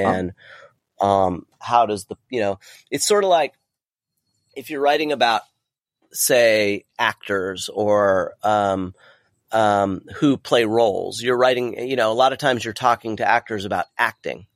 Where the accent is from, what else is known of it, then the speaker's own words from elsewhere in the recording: Southern California, United States; growing up in Southern California in the early eighties, late seventies, early eighties